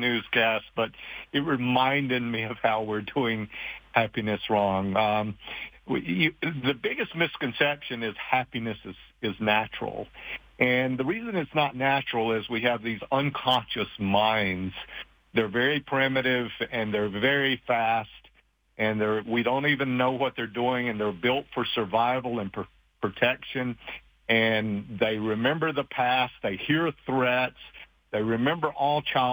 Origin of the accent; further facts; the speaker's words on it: Appalachian Mountains, United States; moved away; I grew up very poor in the Appalachian Mountains.